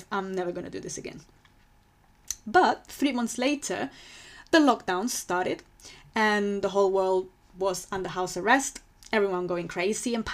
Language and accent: English; Spain; English is a second language; moved away as an adult; now in London, United Kingdom; So I moved to London from Spain because I fell in love with, with that city.